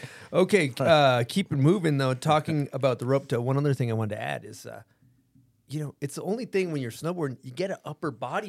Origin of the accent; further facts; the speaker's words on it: East Coast, United States; We're from the East Coast. We're just dickheads.